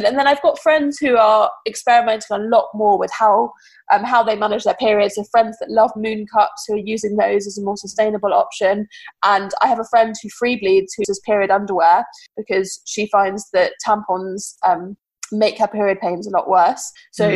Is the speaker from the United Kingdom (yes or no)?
yes; United Kingdom; we're British